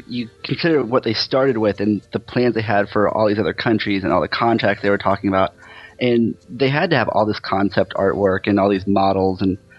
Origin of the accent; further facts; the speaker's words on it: Central Florida, United States; growing up in Central Florida